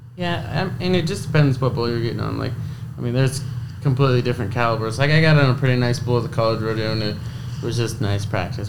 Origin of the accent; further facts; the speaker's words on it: Blackfoot, Idaho, United States; also born or lived in Montague, Idaho; I was raised in Blackfoot Idaho. I live in Montague, Idaho now